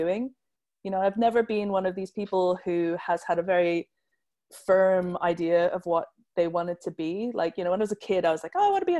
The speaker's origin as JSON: {"language": "English", "country": "Hong Kong", "tie": "born or raised there", "moved": "as an adult", "lives_now": "England", "said": "I grew up in Hong Kong, where there isn't really a hat scene"}